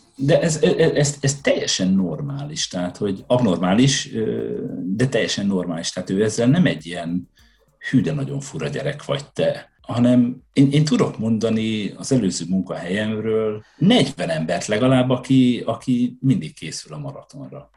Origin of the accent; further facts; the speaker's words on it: Hajdú-Bihar, Hungary; also born or lived in Budapest; now in Sweden; Én a hajdúságból származom, vidékről.